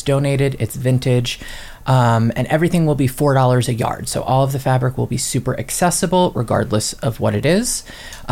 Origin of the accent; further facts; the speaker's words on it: New York City, New York, United States; now in Holyoke, United States; I'm originally from New York City